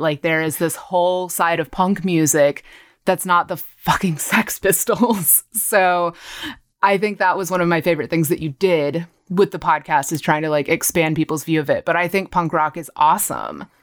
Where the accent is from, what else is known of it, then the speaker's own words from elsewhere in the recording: Granbury, Texas, United States; moved away as an adult; also born or lived in Austin, Texas; now in Los Angeles, United States; I am from a tiny little town called Granbury in Texas. It's about forty-five minutes southwest of Fort Worth. So I grew up in North Texas